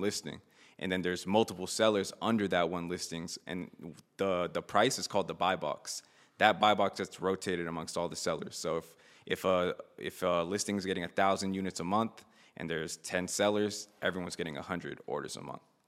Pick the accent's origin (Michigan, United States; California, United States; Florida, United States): Florida, United States; Miami; I grew up in, I was born in Miami